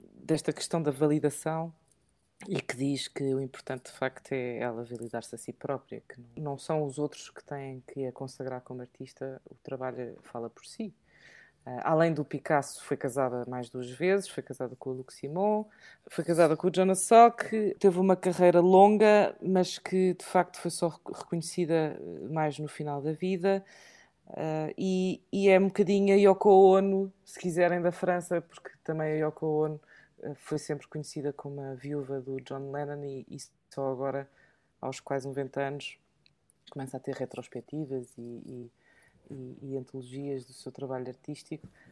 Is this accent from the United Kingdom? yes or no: yes; England, United Kingdom; moved away; falo português fluentemente, mas sou mais inglesa do que portuguesa. E então, porque eu cresci em Inglaterra